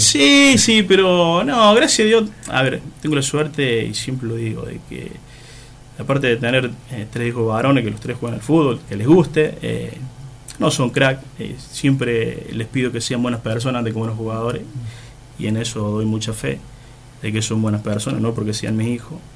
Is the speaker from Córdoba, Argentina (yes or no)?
yes; Oncativo, Córdoba, Argentina; moved away as an adult; now in Laguna Larga, Argentina; también soy nacido en Oncativo, sí, y después, bueno, por cuestiones de, trabajo, eh, me vine a vivir acá, en el 98.